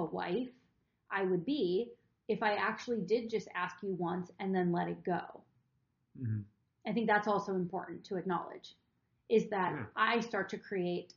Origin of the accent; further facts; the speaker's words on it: Wisconsin, United States; I'm from Wisconsin. Cheese curds are a big thing